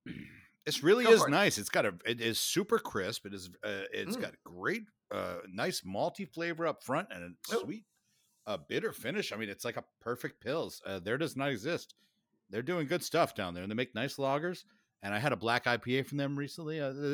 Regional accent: Midwest, United States; We're from the Midwest.

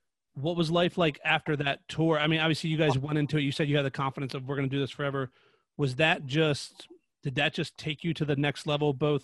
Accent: Baltimore, Maryland, United States; I'm from Baltimore

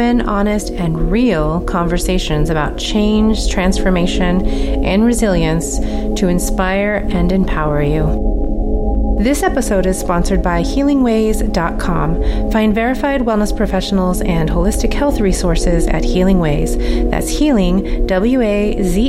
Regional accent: Alaska, United States; I grew up in Alaska

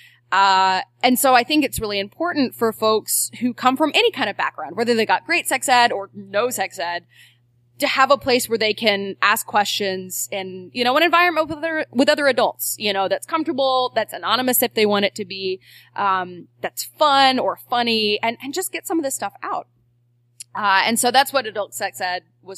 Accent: Kentucky, United States; now in New Orleans, United States; I was raised in Kentucky.

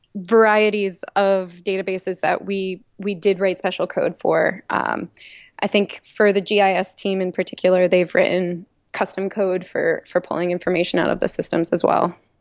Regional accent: Levittown, Pennsylvania, United States; I grew up in Levittown, just on the outskirts of Philly

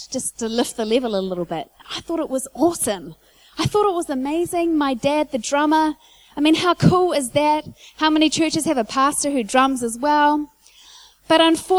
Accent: Whanganui, Manawatū-Whanganui, New Zealand; I grew up in church in Whanganui

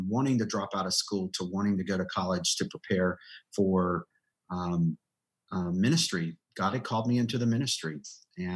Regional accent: rural North Carolina, United States; I was born and raised in rural North Carolina in the mountains, foothills area.

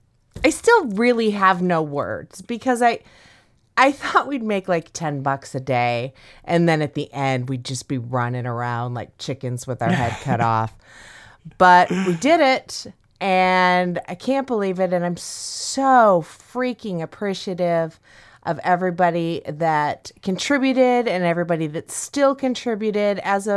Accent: Midwest, United States; I'm from the Midwest.

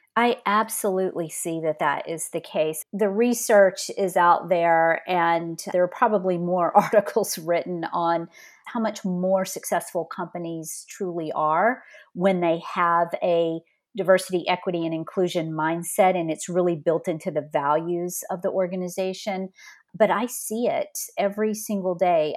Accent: north of Beaumont, Southeast Texas, United States; also born or lived in California; now in Colleyville, Texas, United States; I grew up in, um, small town in Southeast Texas, north of Beaumont, just a few minutes from Louisiana

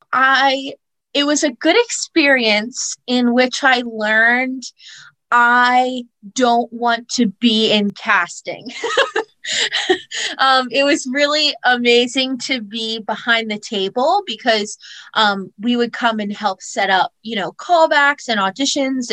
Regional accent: Easton, Pennsylvania, United States; moved away as an adult; now in New York, United States; i grew up in easton pennsylvania

